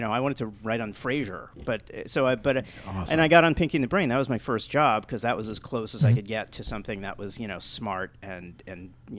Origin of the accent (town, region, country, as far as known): New York City, New York, United States; born or raised there; moved away as an adult; now in Los Angeles, United States